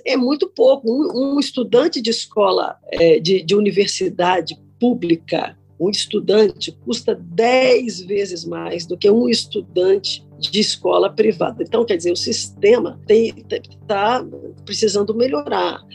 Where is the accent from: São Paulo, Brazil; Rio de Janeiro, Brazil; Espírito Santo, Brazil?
Espírito Santo, Brazil; Cachoeiro de Itapemirim; eu estudei escola pública no primário, Bernardino Monteiro em Cachoeiro da Primirim